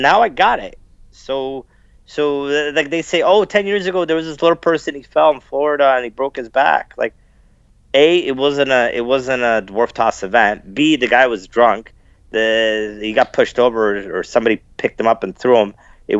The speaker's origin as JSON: {"language": "English", "town": "London", "region": "Ontario", "country": "Canada", "tie": "born or raised there", "also_born_or_lived": "Sarnia", "said": "I was the only little person in four schools growing up in London, Ontario, Sarnia."}